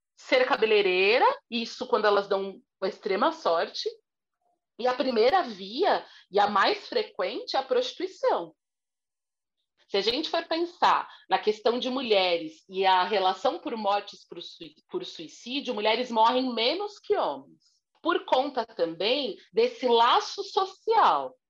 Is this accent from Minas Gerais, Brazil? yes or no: no; São Paulo, Brazil; eu sou aqui de São Paulo, Zona Sul